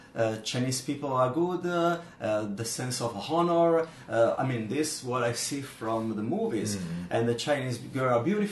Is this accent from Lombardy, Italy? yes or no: yes; Milan, Lombardy, Italy; moved away as an adult; now in Zhuhai, China; from Milan, Italy.